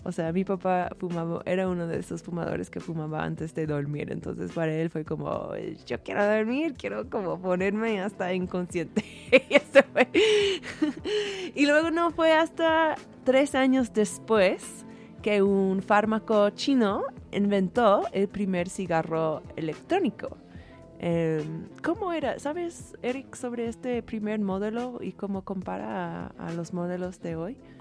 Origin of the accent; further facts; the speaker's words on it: San Francisco, California, United States; yo soy de San Francisco.